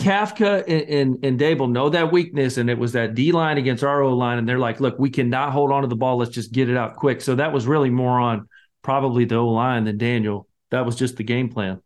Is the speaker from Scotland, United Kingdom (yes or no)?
yes; Scotland, United Kingdom; I'm the Scotsman